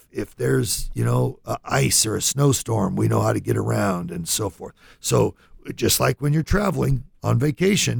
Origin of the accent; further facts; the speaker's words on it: Lodi, California, United States; I grew up in California, little town called Lodi